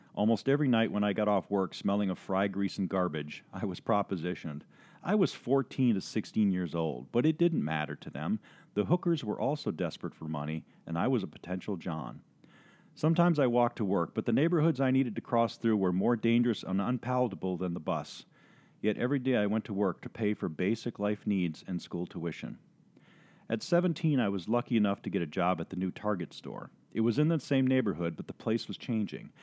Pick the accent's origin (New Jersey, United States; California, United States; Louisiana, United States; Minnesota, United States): Minnesota, United States; Saint Paul; now in Ohio, United States; I was born in Minnesota as the second of five in a working class family. I grew up in the shadows of a slum neighborhood in Saint Paul known as Frogtown.